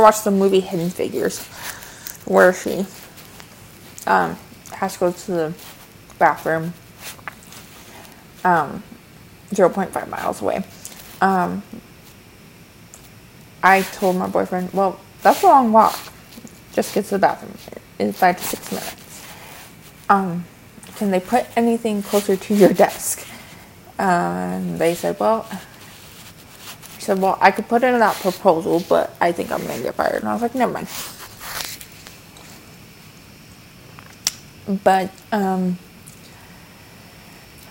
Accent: Midwest, United States; I'm also from the Midwest

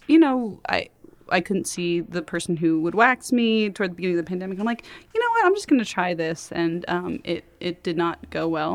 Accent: Los Angeles, California, United States; I grew up in West

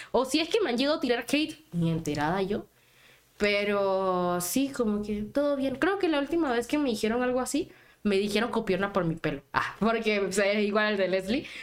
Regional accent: Panama; Y yo les decía que era de Panamá. Y era como que Panamá, pero Panamá, Florida. Y yo, no, soy de Centroamérica

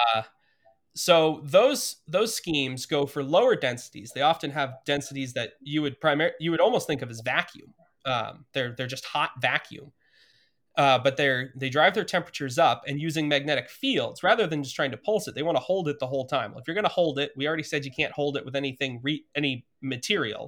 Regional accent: Montana, United States; moved away as an adult; also born or lived in Idaho; I grew up in Montana, which is a state with nothing nuclear except for bombs.

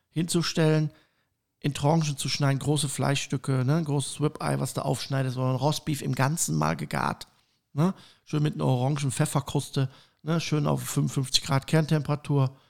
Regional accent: Cologne, North Rhine-Westphalia, Germany; Ich komme aus Köln ja.

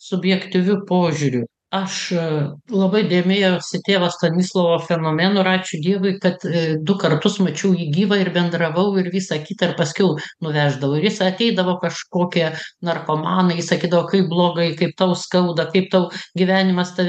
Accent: Lithuania

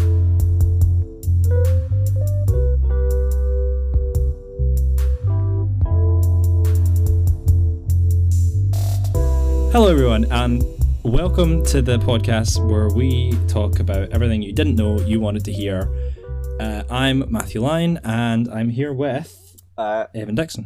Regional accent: Scotland, United Kingdom; We are two guys from Scotland

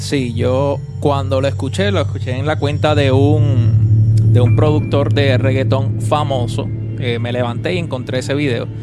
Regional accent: Vega Baja, Puerto Rico; Había tapón para, para janguear acá en, mi pueblito, en Vega Baja.

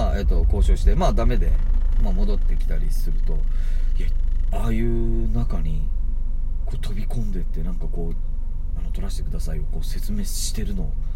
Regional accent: Tagawa, Fukuoka, Japan; 福岡県田川市出身

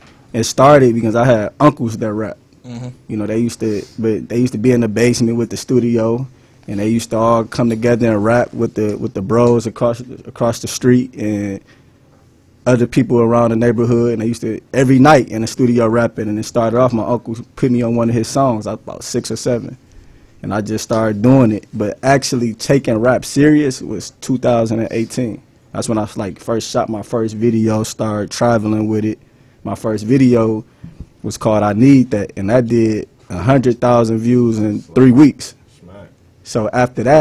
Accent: Detroit, Michigan, United States; my hood was one of the most underrated hoods on the west side of Detroit

